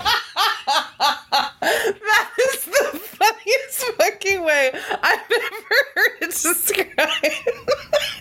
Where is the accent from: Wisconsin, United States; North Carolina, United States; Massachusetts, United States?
Massachusetts, United States; Cambridge; we're both from Cambridge, Massachusetts